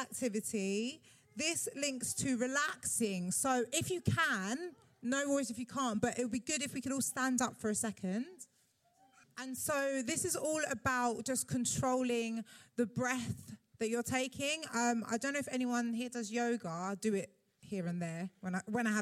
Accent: London, United Kingdom; as a Londoner

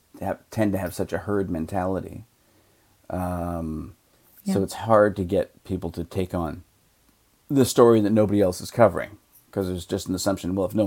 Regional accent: Canada

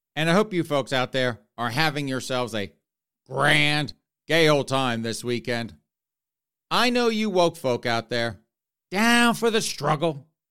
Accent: South Carolina, United States; my home state of South Carolina

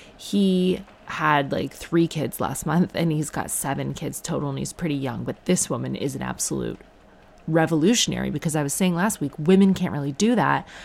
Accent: Ireland; I am Irish

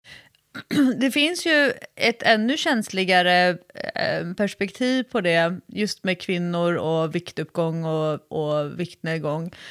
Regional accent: Sweden; sitter jag ju som en svensk träningsexpert

